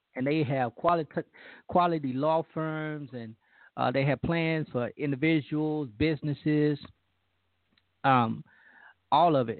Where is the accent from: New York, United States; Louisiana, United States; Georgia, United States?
Louisiana, United States; moved away; my home state